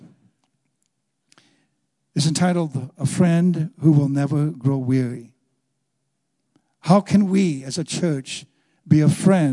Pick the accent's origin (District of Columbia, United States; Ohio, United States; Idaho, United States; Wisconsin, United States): Wisconsin, United States; moved away as an adult; I'm from Wisconsin.